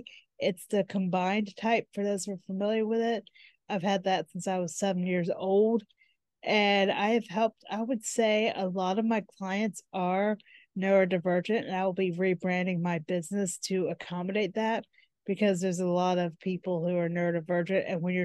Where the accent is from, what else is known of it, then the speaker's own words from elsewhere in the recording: United States; I'm from the United States.